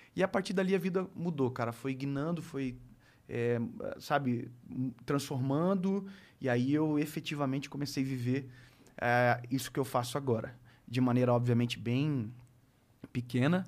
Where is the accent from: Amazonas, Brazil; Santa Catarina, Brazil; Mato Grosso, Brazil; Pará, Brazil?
Santa Catarina, Brazil; Joinville; dentro da minha própria cidade, eu sou de Joinville